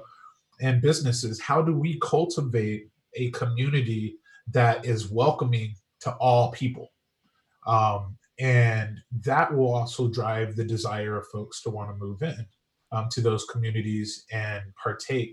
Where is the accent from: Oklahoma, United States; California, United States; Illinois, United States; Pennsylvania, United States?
California, United States; San Diego; I grew up in Southeast San Diego